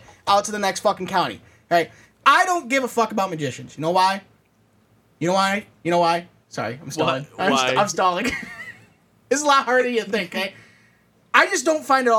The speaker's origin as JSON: {"language": "English", "region": "Michigan", "country": "United States", "said": "We're Michigan. We're from Michigan."}